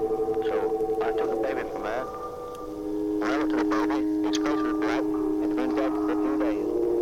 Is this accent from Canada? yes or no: no; United Kingdom; but I'm a British soldier, and it's not propaganda, it's the truth.